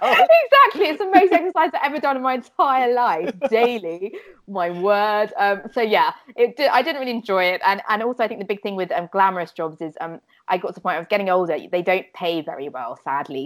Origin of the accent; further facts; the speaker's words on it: Fleet, South East England, United Kingdom; I grew up in a very um, slightly boring place oh. called called Fleet in Hampshire.